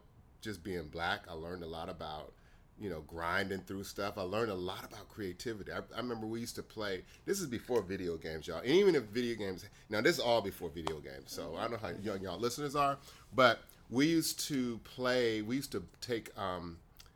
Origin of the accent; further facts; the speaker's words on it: Riverside, California, United States; also born or lived in Jacksonville, Florida; my father moved out to Riverside, California when I was really young